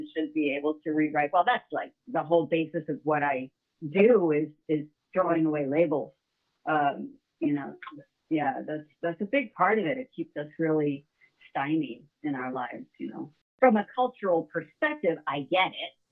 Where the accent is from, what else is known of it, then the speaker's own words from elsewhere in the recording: upstate New York, United States; also born or lived in Illinois / Manhattan / Rockland County / New Mexico; I was born in Illinois, but I was only there for about 3 to 6 weeks. I think it was 6 weeks. And then I moved to New York State, upstate. And I've essentially been a New Yorker my whole life